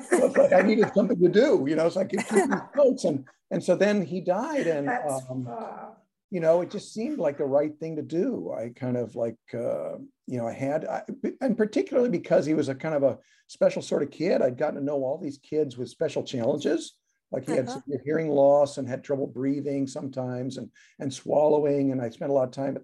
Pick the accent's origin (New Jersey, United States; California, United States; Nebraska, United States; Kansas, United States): Nebraska, United States; Omaha; now in Chicago, United States; I grew up in Nebraska. Yeah, in Omaha.